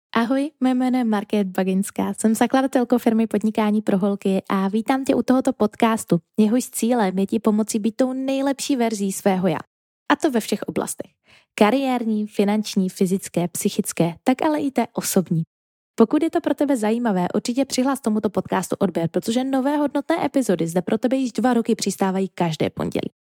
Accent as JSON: {"language": "Czech", "country": "Czechia", "first_language": "Czech", "said": "je to třeba i náš jako rodný jazyk"}